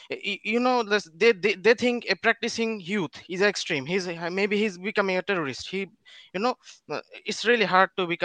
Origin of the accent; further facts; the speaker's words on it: Bangladesh; English is a second language; Yeah, bro, I'm from Bangladesh.